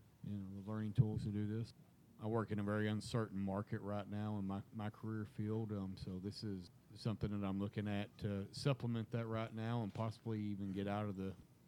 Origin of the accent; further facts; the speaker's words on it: Weatherford, Texas, United States; I'm from Weatherford, Texas.